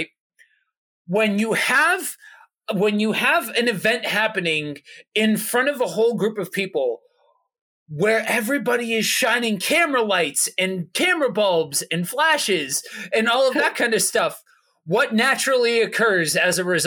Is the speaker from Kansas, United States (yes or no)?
no; Pennsylvania, United States; moved away as an adult; also born or lived in Minnesota; I'm from Pennsylvania, so I grew up with hearing about this and experiencing this